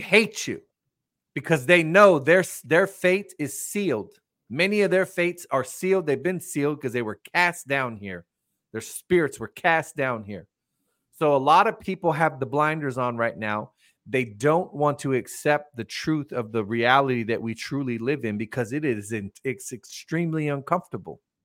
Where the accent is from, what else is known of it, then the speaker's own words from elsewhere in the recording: United States; me personally, as an American